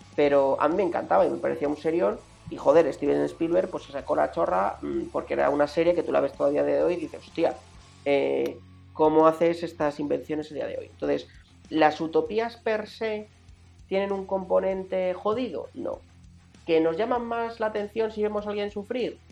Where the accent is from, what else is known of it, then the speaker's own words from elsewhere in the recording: Madrid, Community of Madrid, Spain; como buenos madrileños